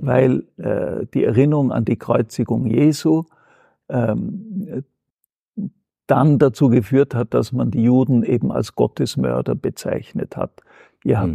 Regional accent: Austria; bei uns in Österreich

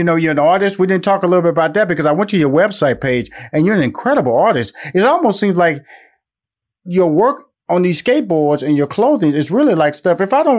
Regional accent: Houston, Texas, United States; I'm from Houston, Texas. She's from Houston, Texas.

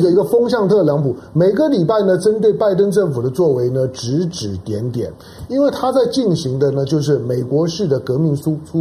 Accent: Taiwan; 我想幸好我是在台湾土生土土长

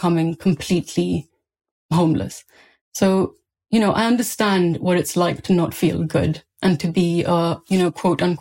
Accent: India; now in United Kingdom; I grew up in India during a rape crisis.

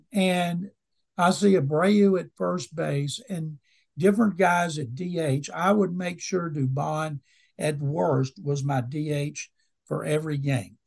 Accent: Waco, Texas, United States; I grew up in Waco

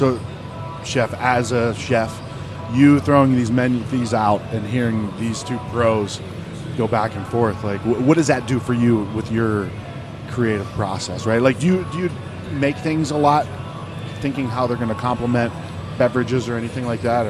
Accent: Midwest, United States; That's just, I mean, I'm from the Midwest, right?

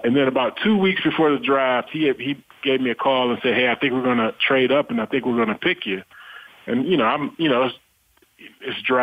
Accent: Sandusky, Ohio, United States; I'm from Sandusky

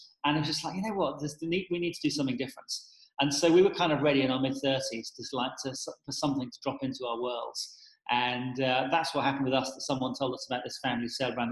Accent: South West England, United Kingdom; moved away as an adult; also born or lived in San Francisco; now in London, United Kingdom; originally from the southwest of England.

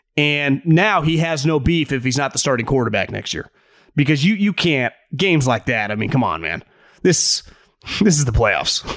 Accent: Davis, California, United States; I'm born and raised in Davis

